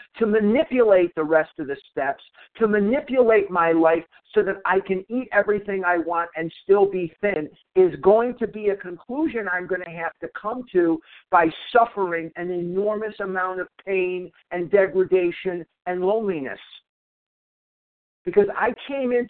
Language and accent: English; Chicago, Illinois, United States; now in Arizona, United States; I was born in Chicago